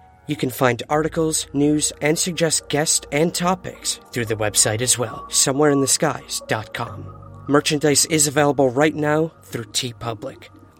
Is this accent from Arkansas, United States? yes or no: no; Syracuse, New York, United States; just because I'm from Syracuse